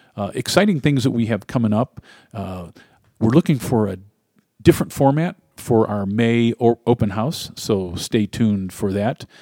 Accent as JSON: {"language": "English", "region": "Ohio", "country": "United States", "tie": "born or raised there", "moved": "yes", "said": "my home state of Ohio"}